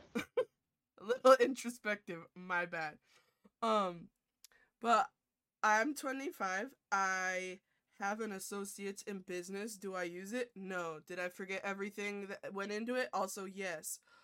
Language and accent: English; New York, United States; I'm I'm also from New York